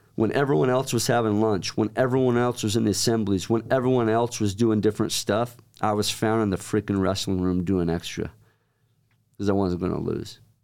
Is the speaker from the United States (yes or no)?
yes; Centerville, Utah, United States; moved away as an adult; also born or lived in Oklahoma; now in Pleasant Grove, United States; about a year later, my parents moved up to Centerville. It's right next to Farmington, right next to Lagoon. And was raised there